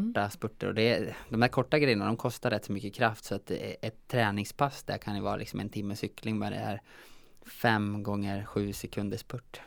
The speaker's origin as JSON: {"language": "Swedish", "town": "Säter", "region": "Dalarna County", "country": "Sweden", "said": "Jag är ju från Säter i Dalarna"}